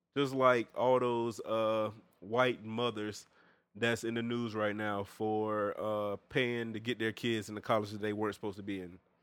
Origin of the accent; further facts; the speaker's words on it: Augusta, Georgia, United States; my hometown